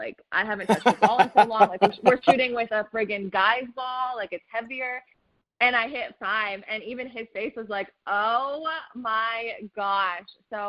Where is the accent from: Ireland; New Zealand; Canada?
Canada; Toronto, Ontario; moved away as an adult; now in Memphis, United States; So I grew up in Toronto